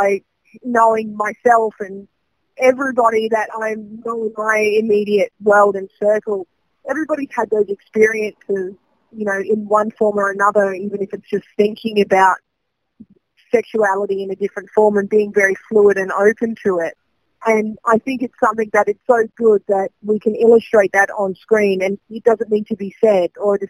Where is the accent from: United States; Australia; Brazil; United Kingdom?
Australia; Adelaide, South Australia; So I'm homegrown. Yeah, I'm from Adelaide originally, and I mean, I love Adelaide. My family still lives here